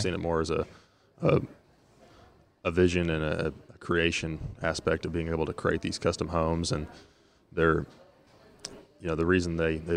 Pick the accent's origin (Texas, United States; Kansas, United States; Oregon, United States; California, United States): Texas, United States; Bergheim; also born or lived in Boerne, Texas; moved closer to Bergheim, which is where I grew up, and what I claim as home is, yeah, Bergheim